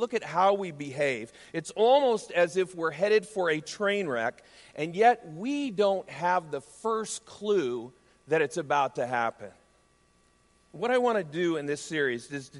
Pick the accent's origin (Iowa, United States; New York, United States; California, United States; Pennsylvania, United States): Iowa, United States; right outside of Des Moines; As a kid growing up in Iowa, I grew up right outside of Des Moines